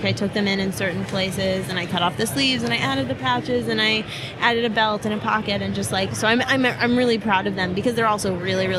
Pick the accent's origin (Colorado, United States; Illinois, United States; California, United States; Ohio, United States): Illinois, United States; Chicago; moved away as an adult; now in Boston, United States; Originally, I'm from Chicago.